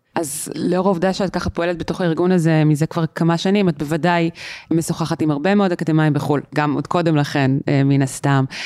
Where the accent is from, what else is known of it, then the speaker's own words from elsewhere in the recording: Israel; אנחנו כישראלים